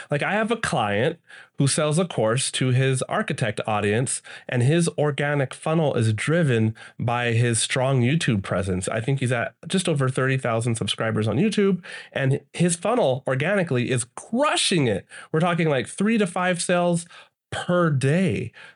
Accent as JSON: {"language": "English", "country": "United States", "said": "I'm from the States"}